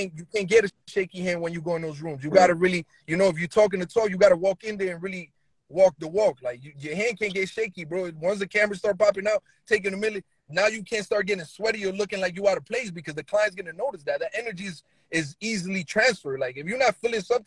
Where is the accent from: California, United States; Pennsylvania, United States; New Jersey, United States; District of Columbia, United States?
New Jersey, United States; I'm from New Jersey